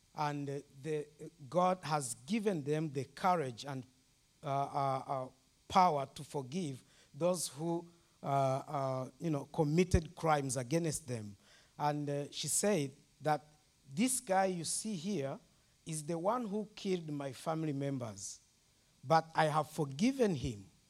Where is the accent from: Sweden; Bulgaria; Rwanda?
Rwanda; I'm from Rwanda